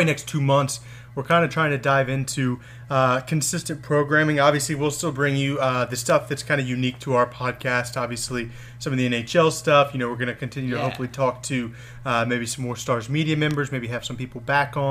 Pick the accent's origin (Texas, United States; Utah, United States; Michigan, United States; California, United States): Texas, United States; North; I grew up in North Texas.